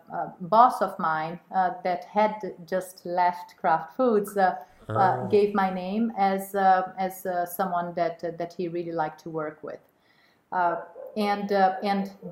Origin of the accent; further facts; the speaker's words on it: Rio de Janeiro, Brazil; moved away as an adult; also born or lived in Sweden / Switzerland / Netherlands; I was born and raised in Rio, and I had a very stable childhood. First time I went abroad was when I was 15 years old